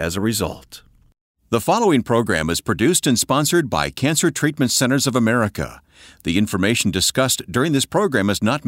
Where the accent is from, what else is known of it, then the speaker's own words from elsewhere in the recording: Flint, Michigan, United States; my hometown, where I was born, Flint, Michigan.